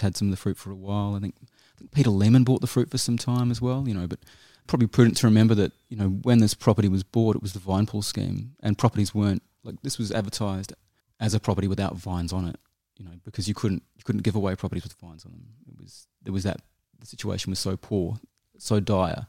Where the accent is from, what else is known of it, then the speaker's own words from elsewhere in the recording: New Zealand; moved away as an adult; also born or lived in Auckland / United Kingdom; now in Australia; I'm a Kiwi. I was born in Auckland. Um, I grew up in New Zealand and a bit in the U K, and I moved to Australia in nineteen ninety-eight.